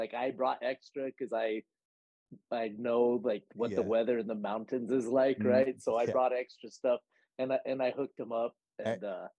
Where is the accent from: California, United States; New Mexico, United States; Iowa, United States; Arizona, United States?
New Mexico, United States; Albuquerque; I'm from Albuquerque, New Mexico. I'm a different kind of country bumpkin. I'm a South Valley, Albuquerque, New Mexico, desert cowboy wannabe.